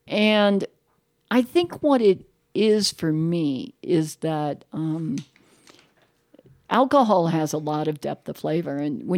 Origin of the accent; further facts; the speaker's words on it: Ireland; You know, I'm Irish, so it's kind of what we do.